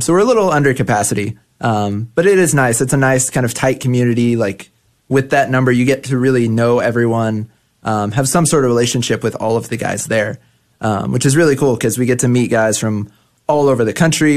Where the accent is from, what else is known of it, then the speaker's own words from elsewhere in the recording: Grand Prairie, Texas, United States; I grew up in Grand Prairie, Texas